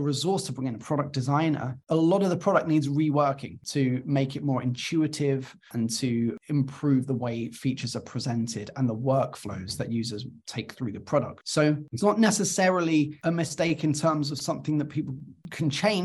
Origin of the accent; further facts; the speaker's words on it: London, United Kingdom; also born or lived in Cardiff, Wales; I went back to London, which is my hometown